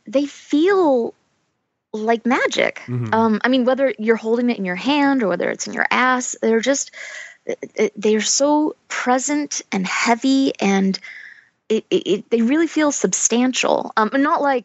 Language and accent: English; United States; I'm from America